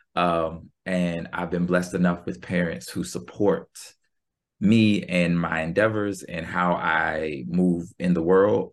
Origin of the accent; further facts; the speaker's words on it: Norfolk, Virginia, United States; moved away; also born or lived in Philadelphia; I grew up in Norfolk, Virginia